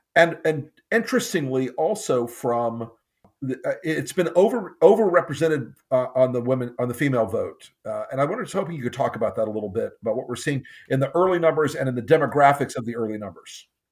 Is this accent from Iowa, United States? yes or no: no; Florida, United States; Florida's my home state